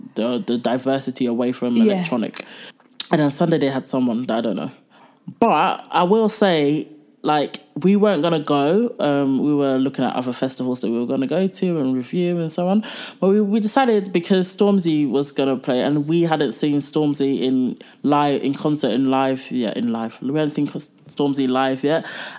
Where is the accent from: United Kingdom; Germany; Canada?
United Kingdom; Croydon, London; He is from my hometown. He's from South London, Croydon.